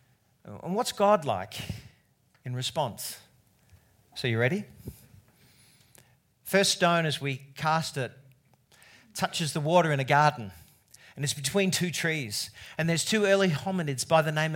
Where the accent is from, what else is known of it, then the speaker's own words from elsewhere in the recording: Australia; as an Australian